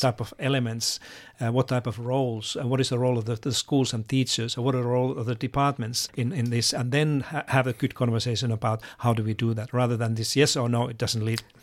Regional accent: Finland; moved away; I come from Finland

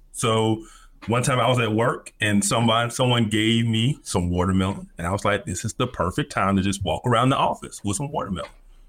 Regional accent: the South, United States; So I'm from the South.

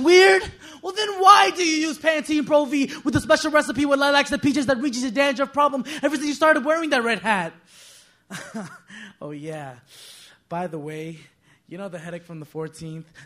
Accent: New York City, New York, United States; moved away as an adult; now in Oneonta, United States; I'm from Queens.

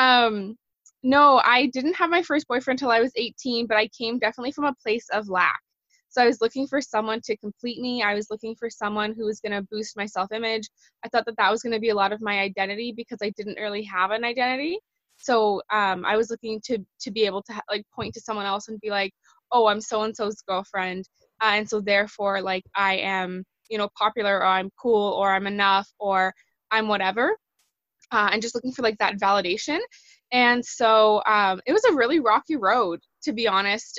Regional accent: Canada; I'm from Canada

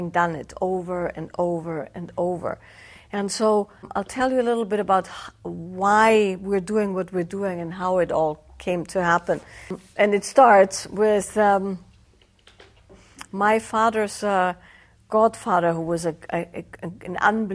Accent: Austria; the area where I grew up in Austria is Celtic by origin

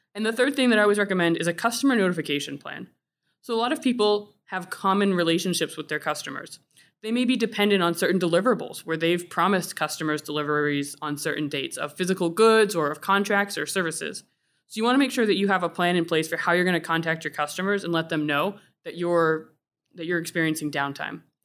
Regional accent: Florida, United States; now in New England, United States; I grew up in Florida

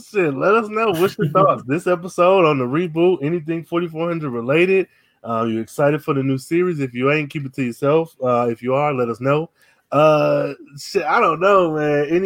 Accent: Pakistan; now in Seattle, United States; Yeah, so, like, you know, I'm from Pakistan.

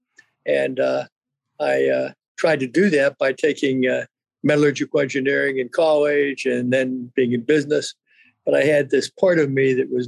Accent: Midwest, United States; I grew up in the Midwest, Renee, and got a traditional Midwestern background

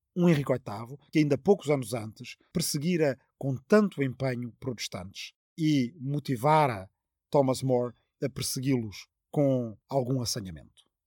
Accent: Arrifana, Ribatejo, Portugal; está na minha aldeia de Arrifana, no Ribatejo

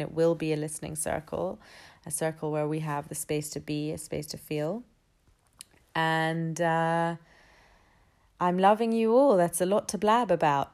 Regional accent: London, United Kingdom; I was born and raised in London. I've been here all thirty-three years of my life

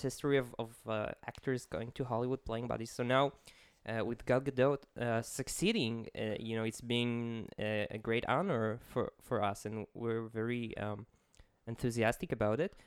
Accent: Israel; accent: Israeli; English is a second language; my horrible Israeli accent

